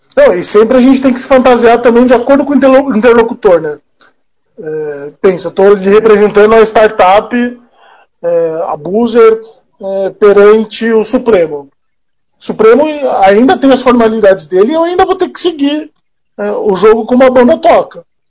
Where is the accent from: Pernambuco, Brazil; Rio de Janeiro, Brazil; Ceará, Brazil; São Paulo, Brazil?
São Paulo, Brazil; eu sou de São Paulo